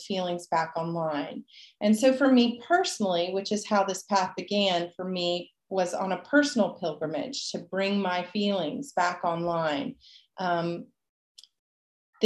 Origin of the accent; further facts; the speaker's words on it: Nashville, Tennessee, United States; also born or lived in Puerto Vallarta, Mexico; now in Mexico; I grew up originally in Nashville, Tennessee